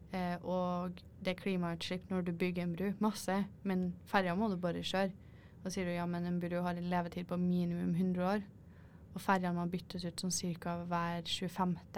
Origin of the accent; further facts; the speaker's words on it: Norway; jeg er norsk og jeg vil se på havet.